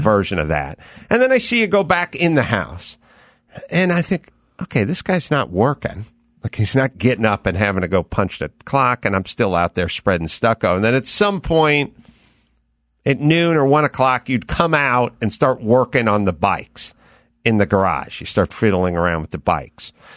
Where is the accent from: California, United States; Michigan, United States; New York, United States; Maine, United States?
California, United States; Los Angeles; I grew up out here in North Hollywood